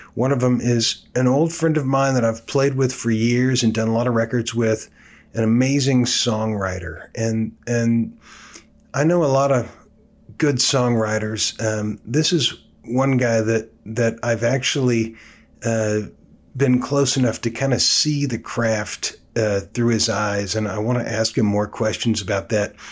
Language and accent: English; Oakland, California, United States; I came from the Bay Area, born and raised in Oakland, California